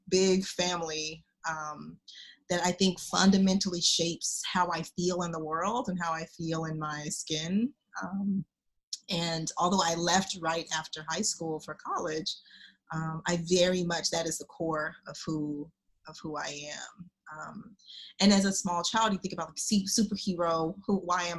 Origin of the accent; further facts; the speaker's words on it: Oklahoma City, Oklahoma, United States; I am from Oklahoma, Oklahoma City, Oklahoma